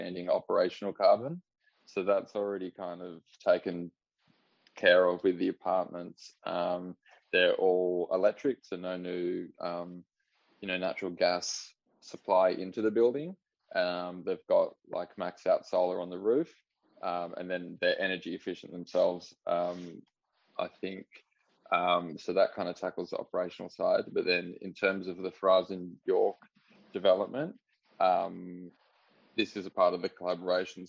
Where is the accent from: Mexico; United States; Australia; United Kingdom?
Australia; Northern Rivers, New South Wales; moved away as an adult; now in Melbourne, Australia; I grew up in the Northern Rivers, so in a little town called Crabs Creek.